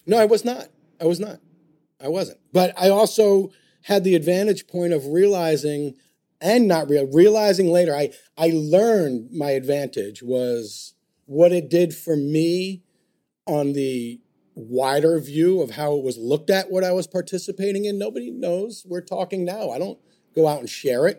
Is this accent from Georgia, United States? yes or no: no; New York, United States; I'm a New Yorker